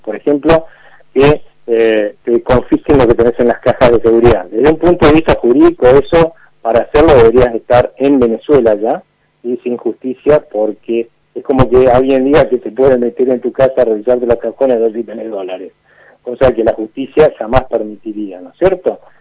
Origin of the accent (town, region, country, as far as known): Argentina